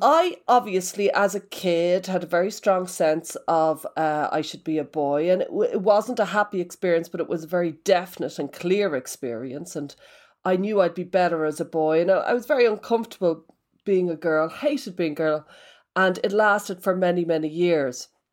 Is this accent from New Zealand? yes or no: no; Ireland; I'm Irish, so all my life took place in pubs.